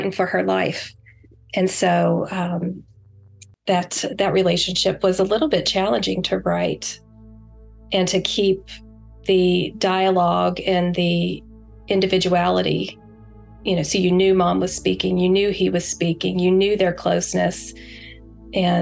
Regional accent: West Virginia, United States; I'm from West Virginia

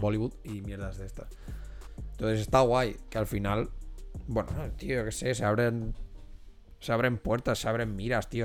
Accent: Spain; nosotros como españoles

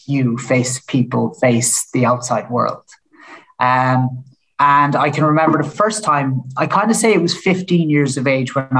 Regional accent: Killarney, Munster, Ireland; born or raised there; moved away

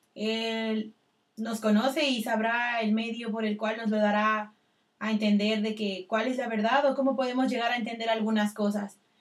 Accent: Baja California Sur, Mexico; soy de Baja California

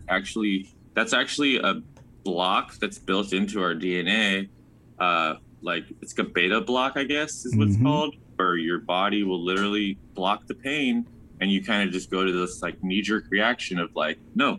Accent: Redondo Beach, California, United States; born there; now in Ventura, United States; Not born and raised. I was actually born in Redondo B

